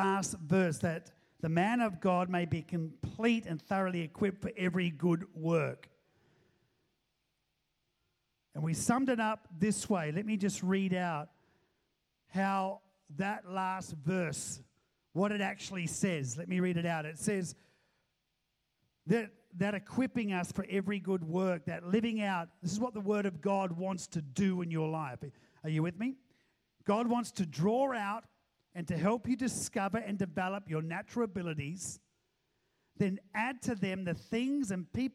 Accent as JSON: {"language": "English", "country": "New Zealand", "moved": "yes", "said": "I'm a New Zealander"}